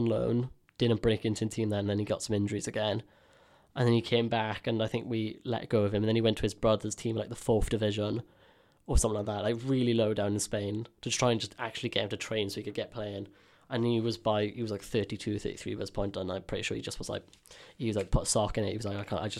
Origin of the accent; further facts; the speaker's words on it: Swansea, Wales, United Kingdom; I feel bad because obviously I'm from Swansea, so I follow Swansea